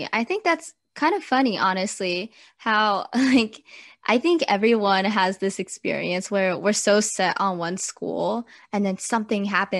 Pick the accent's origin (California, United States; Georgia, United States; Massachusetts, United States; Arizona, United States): California, United States; Southern; I'm also from Southern California